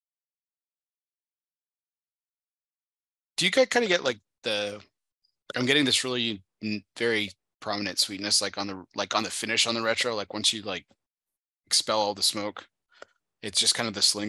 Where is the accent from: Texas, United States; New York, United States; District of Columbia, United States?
Texas, United States; El Paso; moved away as an adult; also born or lived in Dallas-Fort Worth; I grew up in El Paso